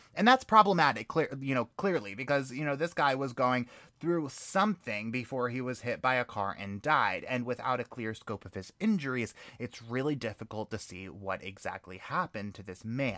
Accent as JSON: {"language": "English", "region": "New York", "country": "United States", "tie": "born or raised there", "said": "growing up in New York"}